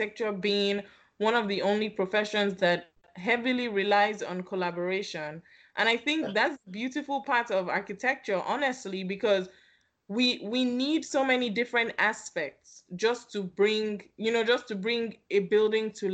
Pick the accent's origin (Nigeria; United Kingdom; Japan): Nigeria; Lagos; moved away as an adult; I was born and raised in Lagos, Nigeria